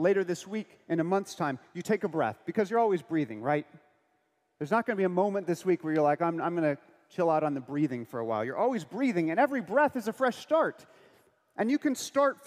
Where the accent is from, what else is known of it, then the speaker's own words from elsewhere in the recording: United States; I'm American.